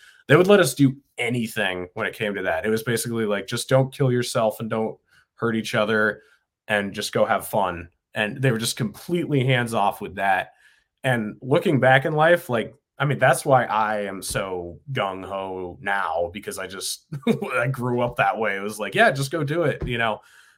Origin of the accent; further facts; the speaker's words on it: New Hampshire, United States; In New Hampshire.